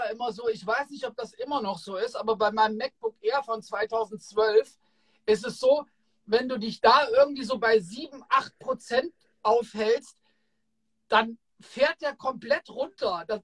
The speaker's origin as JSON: {"language": "German", "town": "Kassel", "region": "Hesse", "country": "Germany", "said": "Ach krass, echt, ich komme aus"}